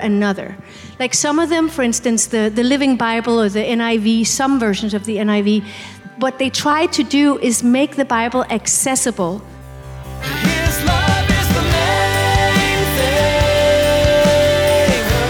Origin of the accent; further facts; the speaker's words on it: Denmark; English is a second language; now in United States; I'm from Denmark